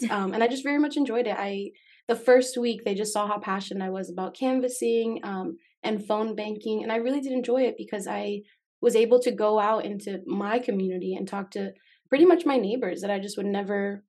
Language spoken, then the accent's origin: English; Las Vegas, Nevada, United States; moved away as an adult; also born or lived in Miami, Florida; now in Oregon, United States; And then I moved to Las Vegas where I lived for about 11.